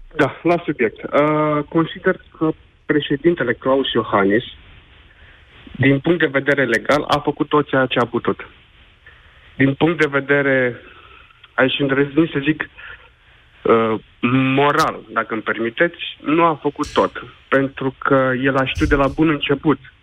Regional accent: Romania; moved away as an adult; Eu am plecat din România acum șase ani de zile

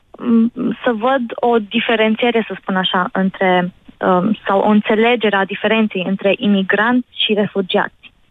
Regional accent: Romania; also born or lived in Jordan; Am crescut în România, parțial am crescut în România. Am fost o mare parte um, ba în Iordania, o altă țară arabă.

